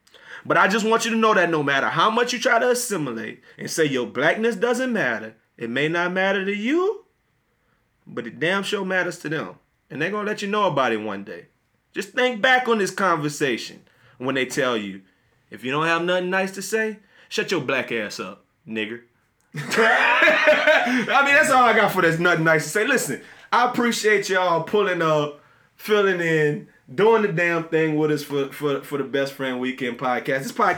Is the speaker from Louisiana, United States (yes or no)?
yes; Louisiana, United States; I'm black before I'm Christian. I'm black before I'm a Sigma. I'm black before I'm a Xavierite. I'm black before I'm a Saints fan, a dude from Louisiana